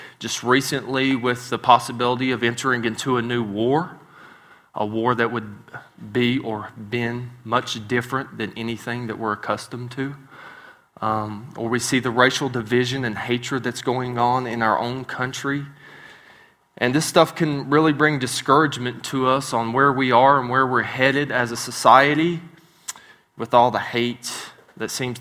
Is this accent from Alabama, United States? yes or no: no; West Virginia, United States; moved away; I'm a hillbilly from West Virginia. So I do not pronounce words right sometimes